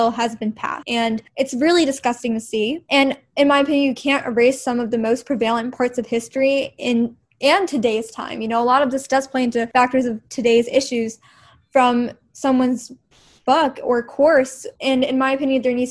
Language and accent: English; New Jersey, United States; I'm from New Jersey